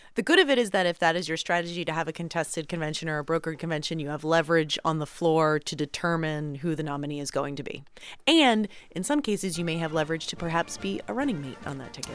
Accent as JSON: {"language": "English", "region": "Pennsylvania", "country": "United States", "said": "I'm from Pennsylvania."}